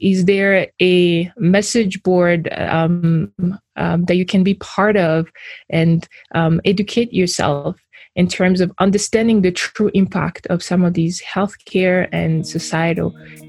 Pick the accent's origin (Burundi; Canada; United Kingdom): Burundi; also born or lived in Rwanda; So I was born in Burundi, and I was raised between two countries. I was raised between Burundi and Rwanda.